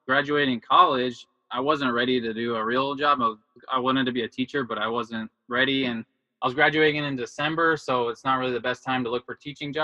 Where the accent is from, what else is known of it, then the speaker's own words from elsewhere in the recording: Houston, Texas, United States; I was born and raised in Houston, Texas.